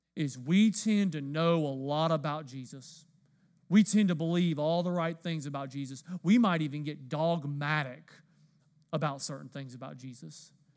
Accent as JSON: {"language": "English", "region": "the South", "country": "United States", "said": "I'm from the South"}